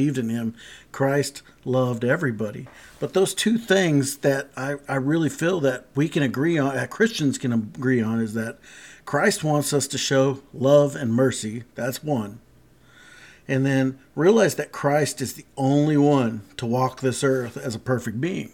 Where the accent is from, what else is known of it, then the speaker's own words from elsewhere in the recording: South Texas, United States; I grew up in Texas, and South Texas